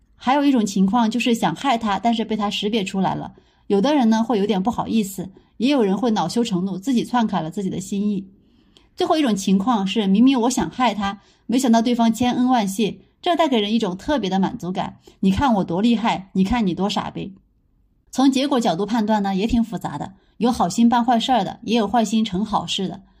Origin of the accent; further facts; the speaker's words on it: Sichuan, China; 我们四川人